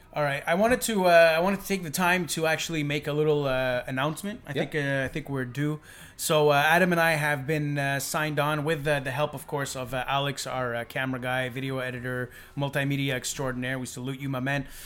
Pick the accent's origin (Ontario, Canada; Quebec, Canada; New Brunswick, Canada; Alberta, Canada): Quebec, Canada; Montreal; we're from Montreal.